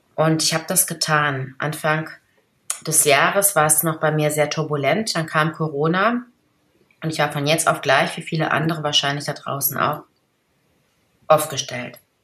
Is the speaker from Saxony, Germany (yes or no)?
no; Ruhr area, North Rhine-Westphalia, Germany; ich komme ja aus dem Pott